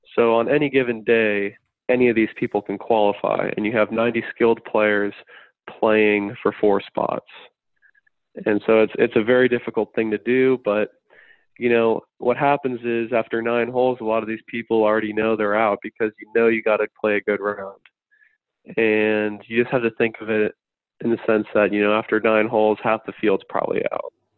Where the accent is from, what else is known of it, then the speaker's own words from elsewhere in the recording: Florida, United States; I'm from Florida